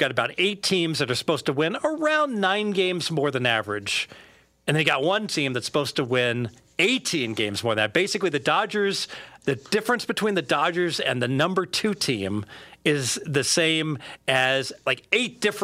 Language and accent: English; Cincinnati, Ohio, United States; When I was growing up in Cincinnati